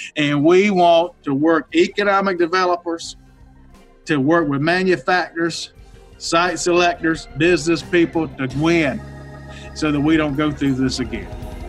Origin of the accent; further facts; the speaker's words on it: Mississippi, United States; the little town I was raised in in Mississippi, 5,000 people